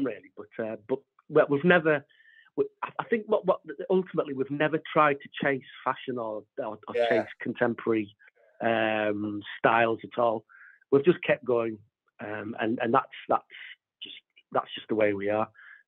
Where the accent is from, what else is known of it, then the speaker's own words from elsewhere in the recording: Sunderland, North East England, United Kingdom; moved away; I'm originally from Sunderland, so I'm hoping to get a few family members along there